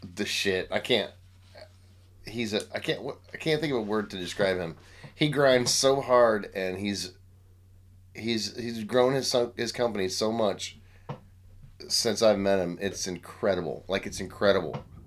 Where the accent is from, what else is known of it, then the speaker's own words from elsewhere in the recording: Grandview, Missouri, United States; in Kansas City, Missouri